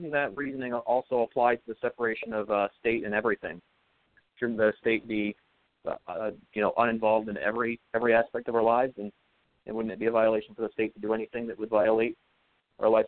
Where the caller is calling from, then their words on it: Vermont, United States; from Vermont.